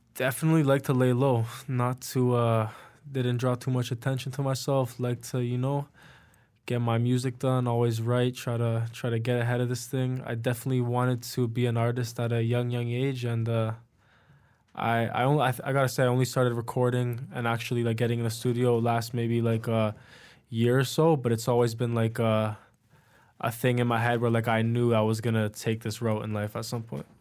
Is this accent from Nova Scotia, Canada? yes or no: no; Richmond Hill, Ontario, Canada; now in Toronto, Canada; I grew up in Richmond Hill